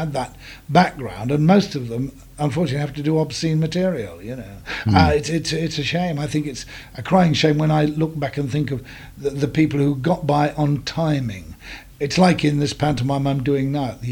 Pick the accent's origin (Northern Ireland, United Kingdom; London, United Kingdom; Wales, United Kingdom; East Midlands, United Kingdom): East Midlands, United Kingdom; Leicestershire; also born or lived in Farnham, Surrey; I was born in Farnham in Surrey, and I was brought up in Leicestershire